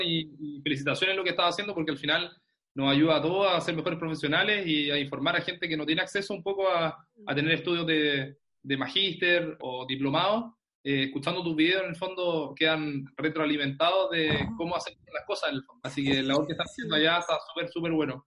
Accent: Concepción, Biobío, Chile; soy de Concepción, de Chile.

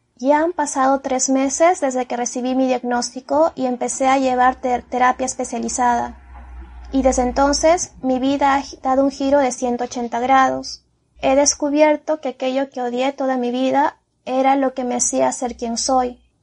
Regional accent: Peru; Soy peruana, tengo 31 años

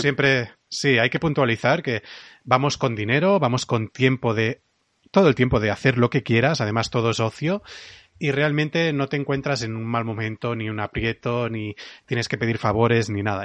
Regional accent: Catalonia, Spain; como buen catalán

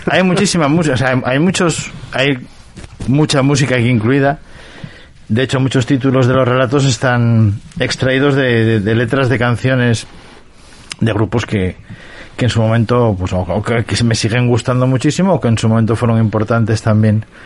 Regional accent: Cacabelos, Castile and León, Spain; also born or lived in London; now in Oviedo, Spain; me trasladé desde mi pueblo natal, Cacabelos, hasta, hasta, hasta Oviedo

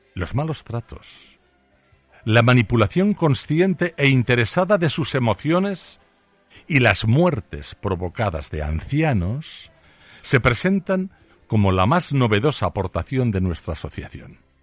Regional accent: Aragon, Spain; solo soy un zapatero aragonés

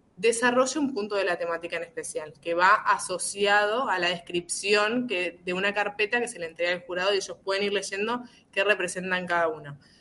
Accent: Concepción del Uruguay, Entre Ríos, Argentina; Yo soy de Concepción del Uruguay, es una ciudad vecina de Gualeguaychú, a 80 kilómetros

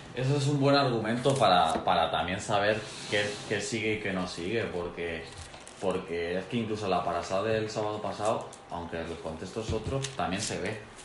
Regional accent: Spain; Yo como español

